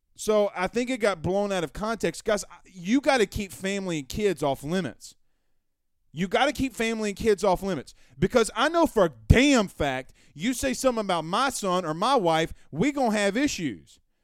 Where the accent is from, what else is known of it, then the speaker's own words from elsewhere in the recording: Louisiana, United States; I'm from Louisiana